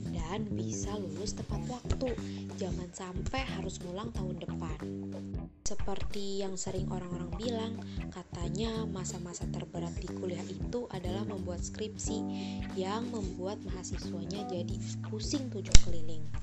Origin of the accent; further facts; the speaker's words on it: Tangerang, Banten, Indonesia; now in Lampung, Indonesia; Gue berasal dari Tangerang, lumayan jauh nih dari lingkungan kampus. Jadi anak rantau deh.